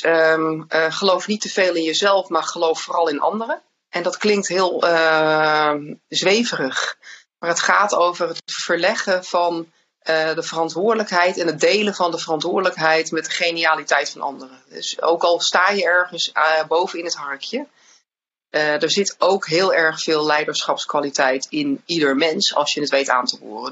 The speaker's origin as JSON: {"language": "Dutch", "country": "Netherlands", "said": "als Nederlanders"}